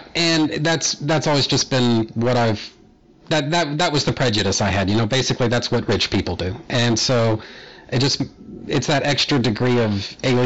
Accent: United States; here in the States, because I'm American

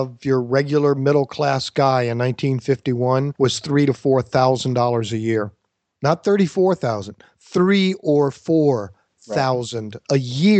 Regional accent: Richmond, Virginia, United States; my hometown, Richmond, Virginia

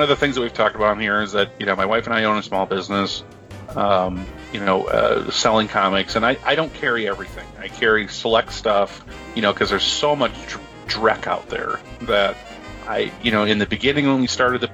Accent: Midwest, United States; I'm a Midwesterner

